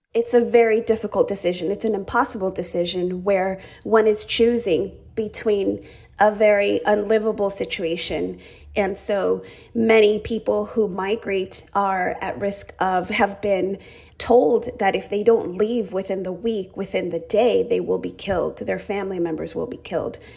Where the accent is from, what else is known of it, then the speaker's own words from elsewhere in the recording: Arizona, United States; also born or lived in Chihuahua, Mexico; now in California, United States; I arrived to the United States with my family when I was just three years old. I had my third birthday in Arizona